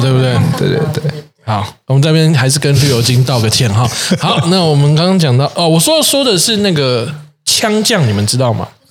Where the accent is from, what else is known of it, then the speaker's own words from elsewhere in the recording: Kaohsiung, Taiwan; 因为我是高雄人嘛，嗯。我们家附近就瑞丰夜市